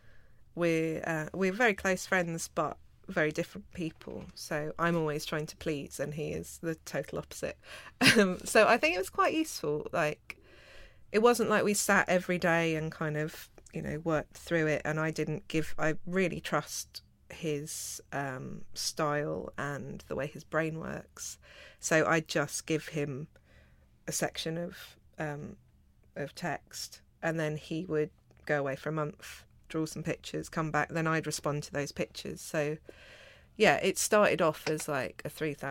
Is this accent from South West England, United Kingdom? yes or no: no; London, United Kingdom; also born or lived in Australia; growing up between Peckham and Australia